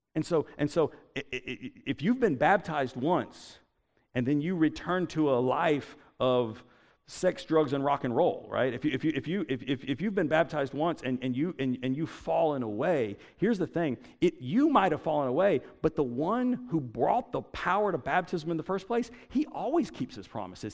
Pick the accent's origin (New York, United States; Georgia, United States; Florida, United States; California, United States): Georgia, United States; Statesboro; I grew up in Statesboro